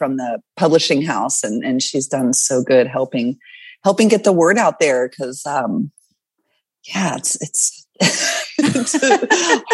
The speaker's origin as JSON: {"language": "English", "area": "the South", "region": "Southern United States", "country": "United States", "accent": "Southern", "said": "I hear my Southern accent coming out"}